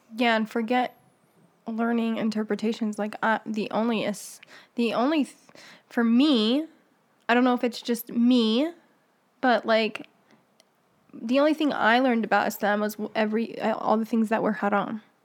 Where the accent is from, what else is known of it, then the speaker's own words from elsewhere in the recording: Morocco; now in United States; growing up in Morocco